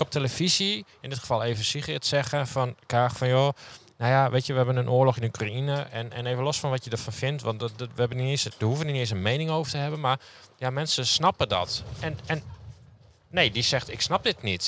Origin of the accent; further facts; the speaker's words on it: Groningen, Netherlands; now in Friesland, Netherlands; ik kom uit Groningen